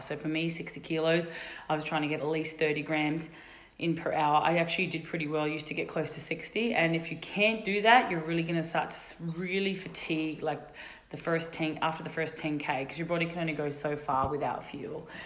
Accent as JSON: {"language": "English", "country": "Australia", "moved": "yes", "lives_now": "Colorado, United States", "said": "our fellow Aussies here"}